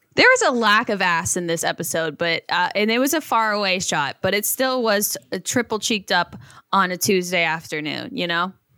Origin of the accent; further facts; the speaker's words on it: Ohio, United States; I grew up in Ohio